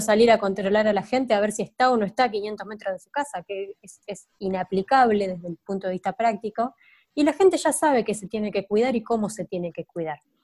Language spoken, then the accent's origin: Spanish; Argentina; somos Argentina